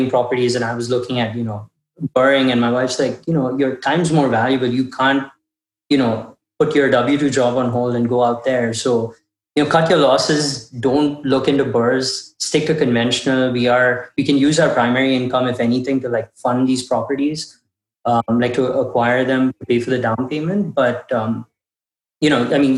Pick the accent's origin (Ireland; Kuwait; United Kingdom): Kuwait; now in Austin, United States; It's very close to what we'd get in Kuwait. That's where we grew up.